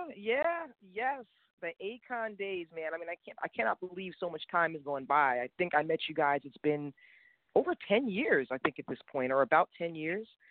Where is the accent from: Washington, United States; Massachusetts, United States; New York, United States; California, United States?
New York, United States; New York City; growing up in New York City